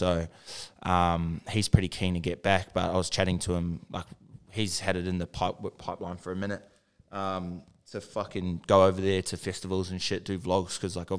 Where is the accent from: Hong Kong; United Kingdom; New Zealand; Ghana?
New Zealand; Auckland; moved away; And like I'm from South Auckland as well